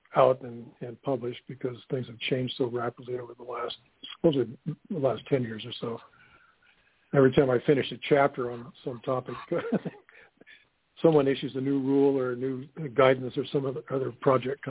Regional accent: Orange County, Southern California, United States; also born or lived in North Dakota; now in Minnesota, United States; I grew up on the beaches of Orange County

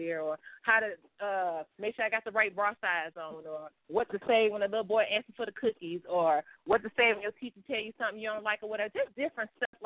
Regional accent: the South, United States; I was raised in the South

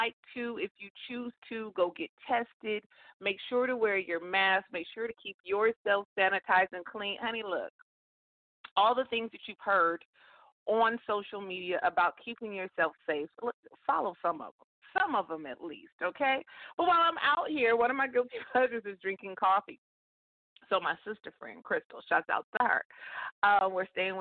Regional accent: California, United States; moved away as an adult; also born or lived in Metro Atlanta, Georgia; I am born and raised in California, and that's where I currently live right now. I'm a Cali girl, but I lived in Georgia for nearly 17 years.

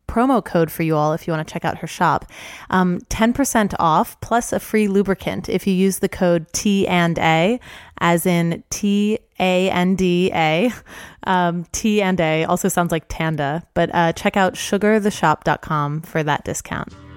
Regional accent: New Orleans, Louisiana, United States; moved away; also born or lived in New York; I grew up in New Orleans.

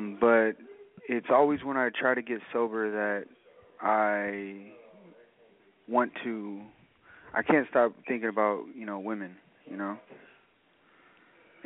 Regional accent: Pacifica, California, United States; I'm from Pacifica

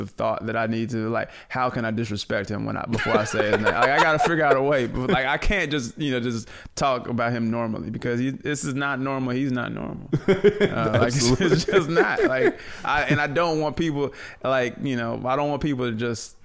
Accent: Atlanta, Georgia, United States; also born or lived in Brooklyn, New York; I'm from Atlanta.

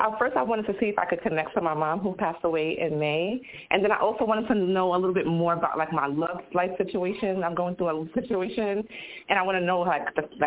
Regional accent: New York City, New York, United States; I'm from Queens.

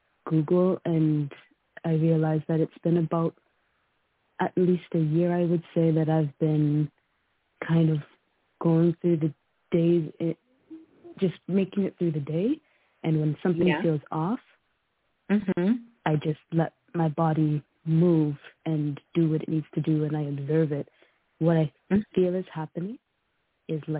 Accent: Canada; I was born in Canada

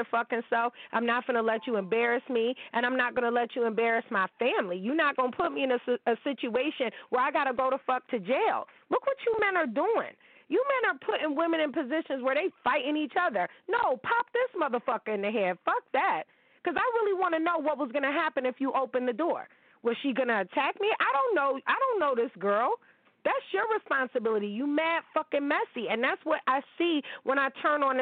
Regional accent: Niagara Falls, New York, United States; I'm from Niagara Falls. I'm from the 716

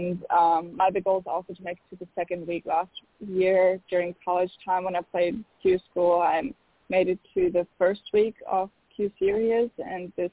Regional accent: Berlin, Germany; moved away as an adult; now in United States; my hometown, Berlin

